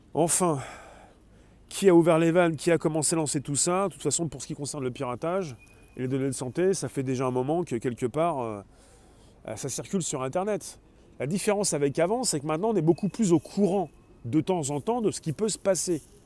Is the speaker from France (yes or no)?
yes; France; nous sommes des Français